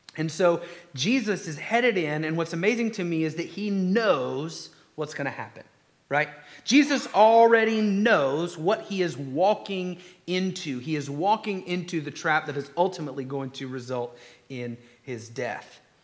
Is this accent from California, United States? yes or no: no; Conyers, Georgia, United States; I'm from Conyers